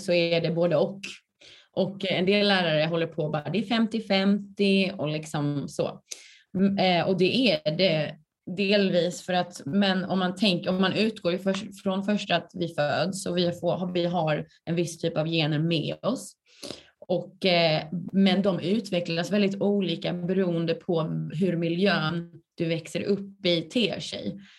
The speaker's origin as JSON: {"language": "Swedish", "region": "Skåne", "country": "Sweden", "also_born_or_lived": "Lund", "moved": "as an adult", "lives_now": "Stockholm, Sweden", "said": "Jag är från Skåne"}